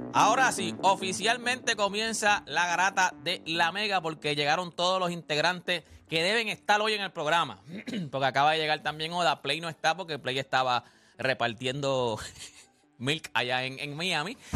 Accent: Puerto Rico; como todo boricua

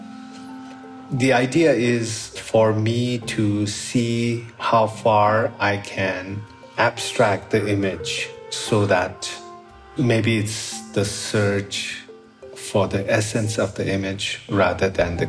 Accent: Kathmandu, Bagmati, Nepal; I was born here in Nepal into a Buddhist family

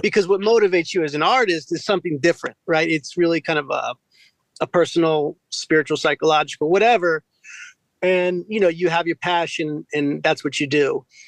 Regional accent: Westminster, Maryland, United States; I'm from Carroll County out in Westminster, uh, about an hour outside of Baltimore

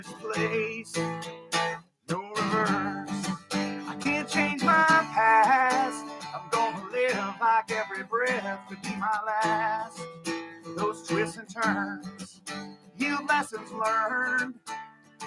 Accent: Minnesota, United States; accent: Minnesota; I have a Minnesota accent

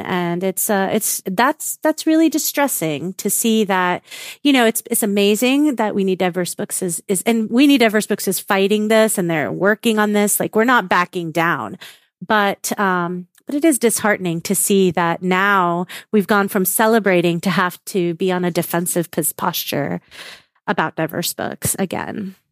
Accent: South Florida, United States; I was born and raised in South Florida

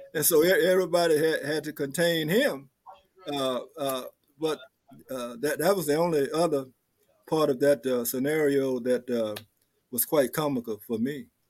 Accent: Mobile, Alabama, United States; I'm from Mobile, Alabama

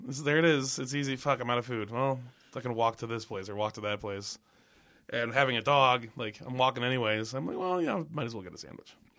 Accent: Minnesota, United States; moved away; I moved back to Minnesota

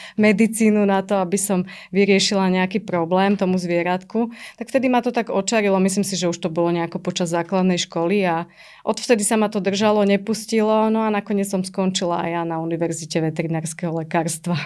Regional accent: Trnava, Trnava Region, Slovakia; also born or lived in Pusté Úľany; som vyrastala v byte v Trnave

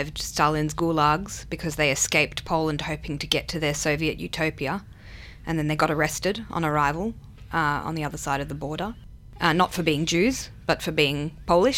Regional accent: Sydney, New South Wales, Australia; first language Hebrew; English is a second language; now in Melbourne, Australia; I was born in Sydney, Australia, because that was the choice they made. And they spoke Hebrew to me at home, and then I obviously learned English at school

